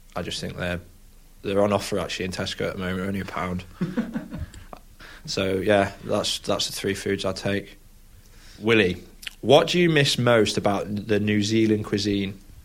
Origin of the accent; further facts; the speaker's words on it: Lincoln, East Midlands, United Kingdom; I was born in Lincoln